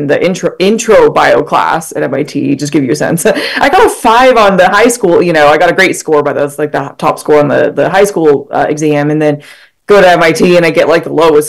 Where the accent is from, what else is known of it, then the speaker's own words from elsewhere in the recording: Utah, United States; moved away as an adult; I grew up in Utah.